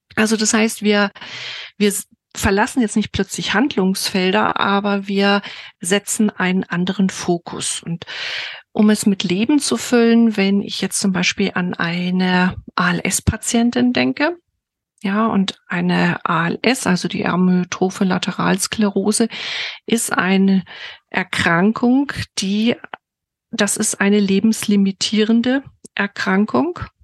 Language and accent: German; Bamberg, Bavaria, Germany; ich komme aus Bamberg